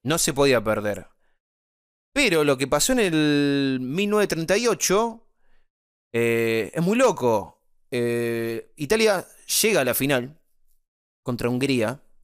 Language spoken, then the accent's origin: Spanish; Argentina; Nosotros somos guasos, los argentinos somos guasos